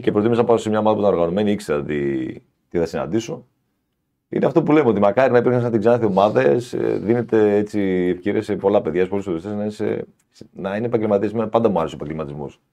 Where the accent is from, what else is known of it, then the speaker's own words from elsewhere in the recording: Larissa, Thessaly, Greece; Εγώ είμαι, ήμουν από τη Λάρισα, είμαι από τη Λάρισα